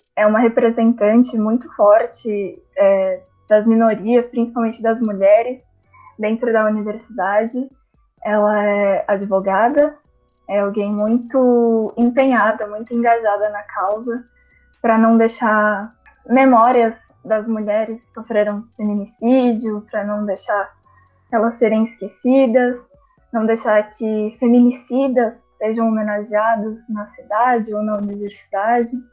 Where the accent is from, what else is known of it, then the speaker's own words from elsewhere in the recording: São Paulo, Brazil; moved away as an adult; now in Uberlândia, Brazil; Eu sou de São Paulo, capital, mas fui para lá assim que eu passei